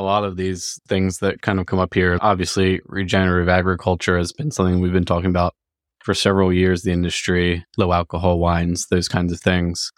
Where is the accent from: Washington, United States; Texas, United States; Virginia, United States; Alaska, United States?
Virginia, United States; we're both from Virginia